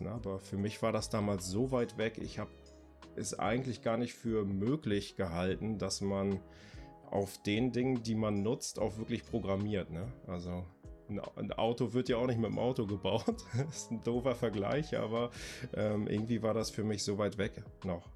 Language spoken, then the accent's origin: German; Greifswald, Mecklenburg-Vorpommern, Germany; also born or lived in Bremen; now in Delmenhorst, Germany; Ich komme ursprünglich aus Greifswald, ist eine kleine Stadt an der Ostsee. Ähm, wohne jetzt aber seit 99 in Bremen beziehungsweise in der Nähe von Bremen jetzt im kleinen beschaulichen Delmenhorst